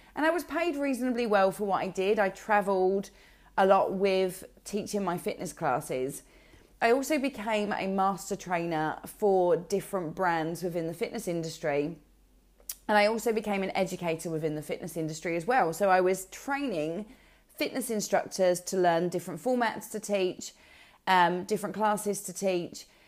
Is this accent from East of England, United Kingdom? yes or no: yes; Essex, East of England, United Kingdom; from Essex